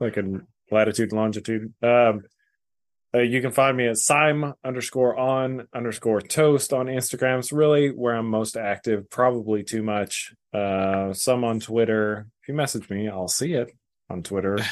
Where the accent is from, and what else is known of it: North Texas, United States; born or raised there